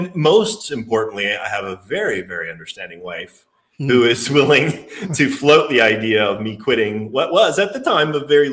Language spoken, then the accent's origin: English; Alberta, Canada; accent: Canadian; moved away as an adult; also born or lived in Victoria, British Columbia / Florida; now in The Woodlands, United States; I was born and raised in Alberta, Canada